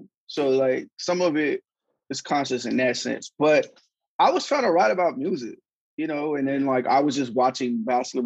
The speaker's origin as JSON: {"language": "English", "town": "Sacramento", "region": "California", "country": "United States", "said": "I'm from Northern California"}